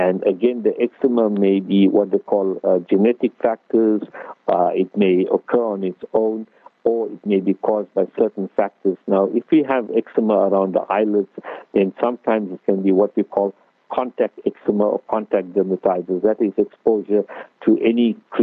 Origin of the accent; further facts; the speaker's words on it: Durban, KwaZulu-Natal, South Africa; now in Cape Town, South Africa; ek is from the Cap, but I'm originally from Durban, so my Afrikaans is sort of limited.